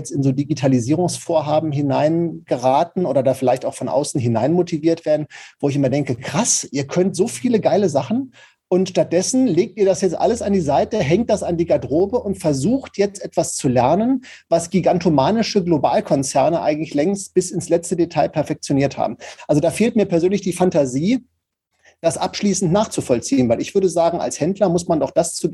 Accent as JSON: {"language": "German", "town": "Paderborn", "region": "North Rhine-Westphalia", "country": "Germany", "said": "Ich komme ja aus Paderborn das ist ja so ostwestfälische Provinz."}